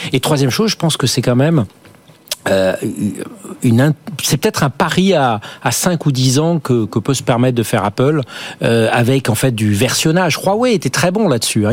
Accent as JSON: {"language": "French", "country": "France", "said": "chez nous en France ou en Europe"}